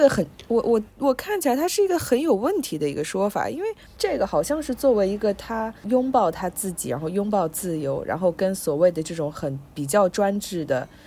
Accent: China; moved away as an adult; 我是从中国来的

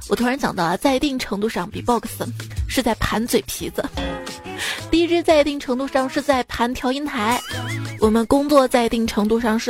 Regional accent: China; 这每当春节临近。我们中国人就会自觉地遵循一些流传很久的传统习俗，比如说备年货、贴春联、包饺子

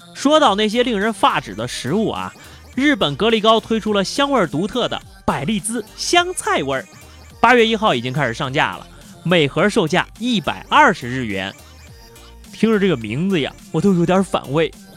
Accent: China; 作为一个中国人

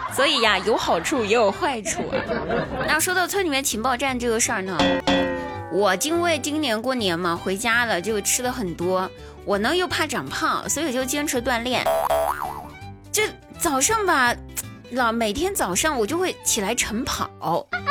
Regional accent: Guizhou, China; moved away; 我们老家哈，我们贵州的，我们贵州老家那边

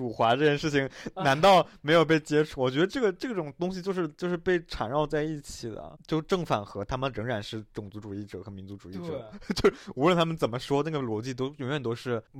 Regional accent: Northeast China, China; 我在我在东北长大，我在厦门上学，然后我在厦门的时候，经常就是故意说东北话去去开玩笑嘛。

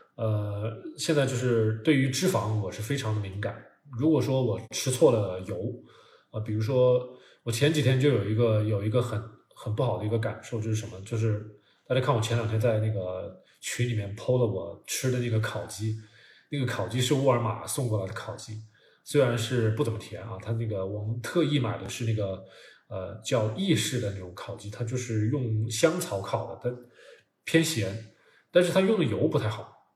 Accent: China; 我们中国人

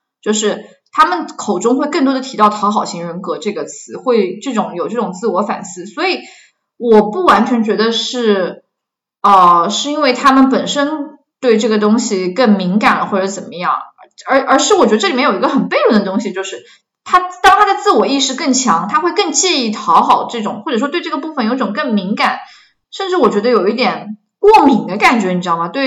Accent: China; 我自己作为一个中国文化背景下成长的咨询师。

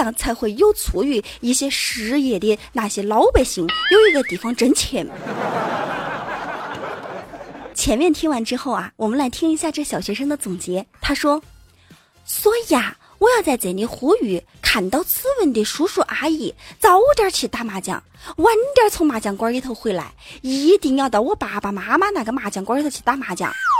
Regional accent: Wenzhou, Zhejiang, China; accent: Wenzhou dialect; 其实除了会说恩施话以外，我还会说温州话。据说啊，我们温州话是在以前打仗的时候啊，通讯兵都用温州话来交流。

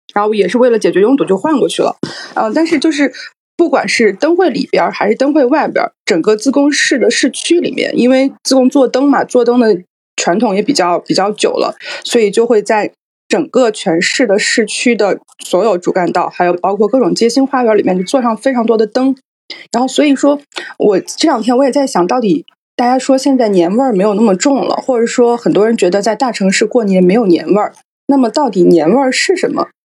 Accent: Zigong, Sichuan, China; moved away as an adult; also born or lived in Yantai; now in Chengdu, China; 我们这种从小在自贡出生长大的人

